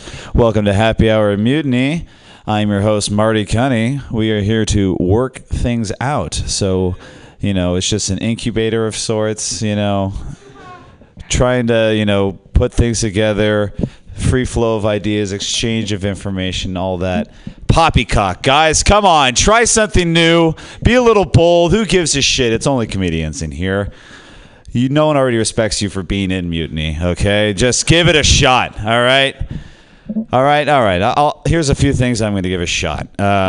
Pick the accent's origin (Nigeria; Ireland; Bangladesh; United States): Ireland; I am Irish, okay?